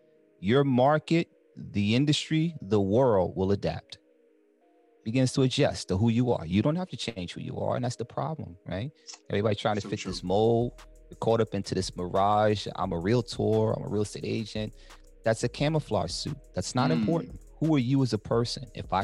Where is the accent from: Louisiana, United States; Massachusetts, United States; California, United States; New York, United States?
New York, United States; Harlem; now in New Jersey, United States; I came into the game, decided that I wanted to dominate the black community when I came from Harlem.